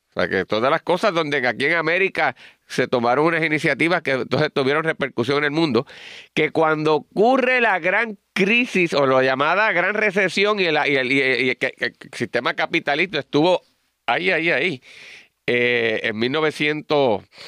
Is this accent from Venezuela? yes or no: no; Puerto Rico; nosotros los puertorriqueños